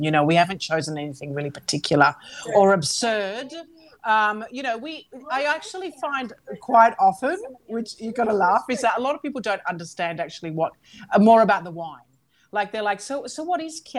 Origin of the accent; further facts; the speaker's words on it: Australia; also born or lived in Calabria; now in Italy; I'm an Australian Calabrian family